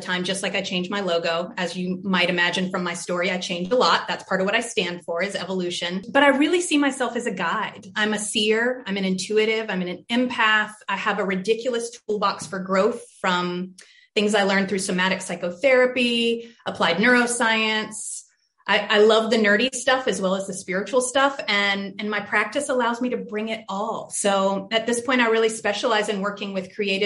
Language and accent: English; Charlotte, North Carolina, United States; I had a really diverse schooling growing up in Charlotte